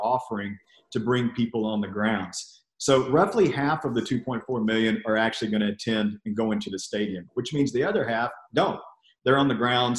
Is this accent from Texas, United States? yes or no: yes; College Station, Texas, United States; also born or lived in Bell County, Texas; I grew up in Brazos County, which is about 80 miles down the road, which is actually where Texas A&M University is